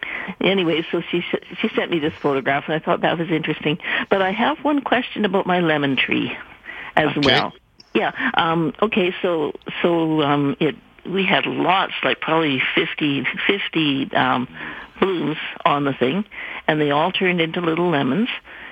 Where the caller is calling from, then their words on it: Vernon, British Columbia, Canada; I'm calling from Vernon.